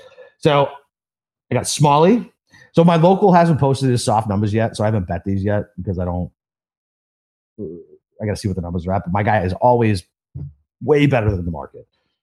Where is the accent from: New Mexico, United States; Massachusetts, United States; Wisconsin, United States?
Massachusetts, United States; Boston; I lived in Savannah and I'm from Boston.